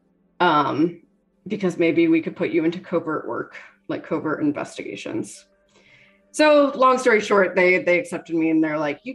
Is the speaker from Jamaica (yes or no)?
no; Canada; moved away; also born or lived in Cincinnati, Ohio / Connecticut / Halifax, Nova Scotia; I'm Canadian, dual citizen.